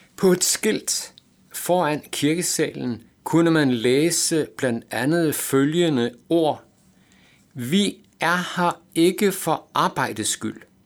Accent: Aalborg, North Denmark Region, Denmark; jeg havde lært som teenager i Aalborg

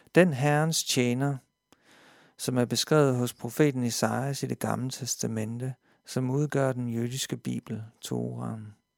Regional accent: Denmark; jeg som dansker

